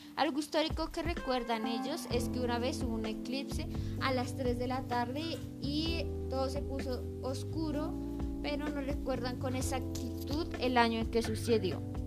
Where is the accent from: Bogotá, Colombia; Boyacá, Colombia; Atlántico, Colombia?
Boyacá, Colombia; Garagoa